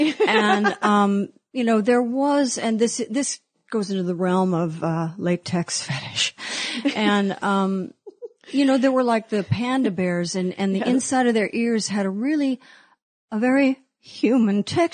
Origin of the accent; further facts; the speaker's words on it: Los Angeles, California, United States; also born or lived in Beverly Hills; I'm a native of Los Angeles. I grew up in Westwood. And then when my brother and I were 11, we moved to Beverly Hills.